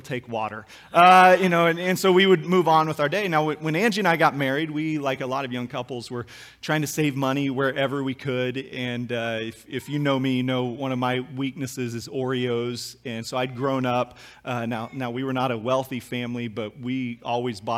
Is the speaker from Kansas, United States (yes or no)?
yes; Kansas, United States; we grew up in Kansas